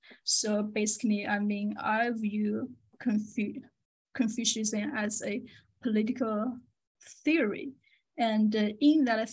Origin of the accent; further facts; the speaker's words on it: China; moved away as an adult; now in United States; I'm from China. I lived in China for 33 years, so my whole life almost.